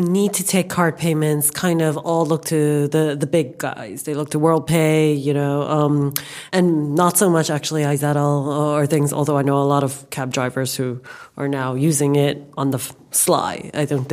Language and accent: English; New York, United States; moved away as an adult; now in London, United Kingdom; I was born and raised in New York, and I came to London about 10 years ago